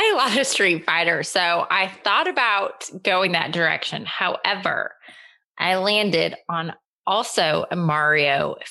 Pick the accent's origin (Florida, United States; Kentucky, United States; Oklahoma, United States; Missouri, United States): Oklahoma, United States; So I was born and raised in Oklahoma. I am first generation in my family to be born in the States, and I was born in the great, exciting state of Oklahoma. I did not grow up in a Christian home.